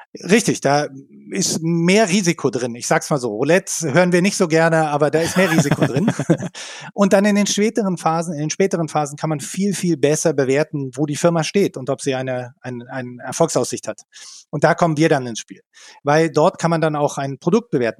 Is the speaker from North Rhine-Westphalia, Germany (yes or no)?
no; Berlin, Germany; moved away as an adult; also born or lived in Mountain View / southern Germany; ich komme aus Berlin, habe in Berlin studiert